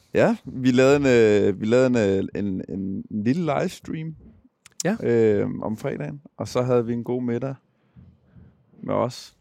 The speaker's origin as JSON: {"language": "Danish", "town": "Gladsaxe", "region": "Capital Region of Denmark", "country": "Denmark", "tie": "born or raised there", "said": "jeg er fra København. Jeg er født og opvokset ude i Gladsaxe"}